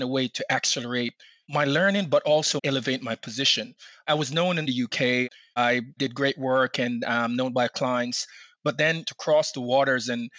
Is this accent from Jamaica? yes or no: yes; Jamaica; now in Maryland, United States; I'm from Jamaica originally.